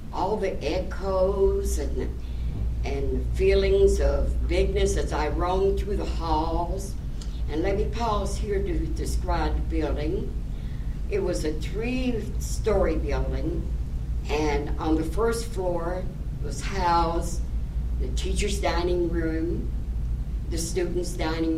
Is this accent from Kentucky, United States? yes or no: yes; Bowling Green, Kentucky, United States; I was from Bowling Green, Kentucky